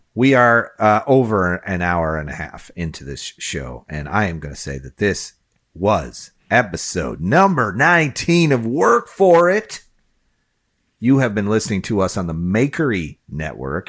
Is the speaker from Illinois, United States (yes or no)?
yes; Chicago, Illinois, United States; now in Florida, United States; I grew up near Wrigley Field